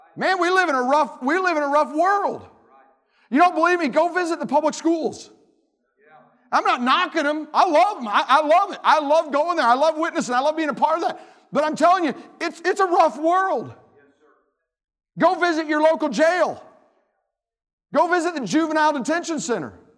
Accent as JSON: {"language": "English", "region": "Tennessee", "country": "United States", "said": "I'm from Tennessee"}